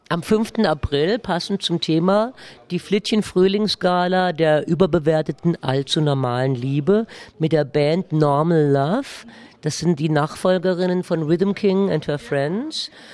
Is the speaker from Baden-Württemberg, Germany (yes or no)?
yes; Baden-Württemberg, Germany; accent: Baden dialect; meiner badischen Dialekt